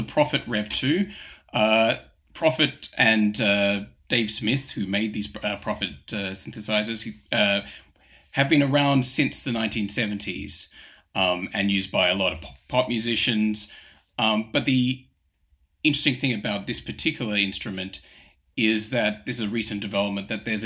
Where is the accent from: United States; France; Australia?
Australia; moved away as an adult; now in London, United Kingdom; I'm originally from Australia, but I've lived in London for the last 15 years